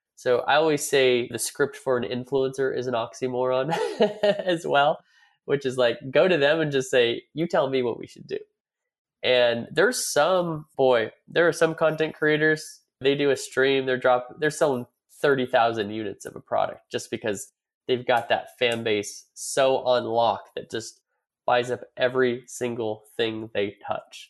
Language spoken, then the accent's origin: English; California, United States; now in Dallas, United States; I'm from California. But, you know, I live in Dallas now